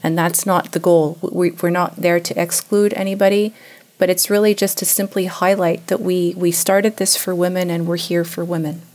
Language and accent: English; Canada; moved away as an adult; now in Switzerland; I have Swiss parents, but I was born and raised in Canada.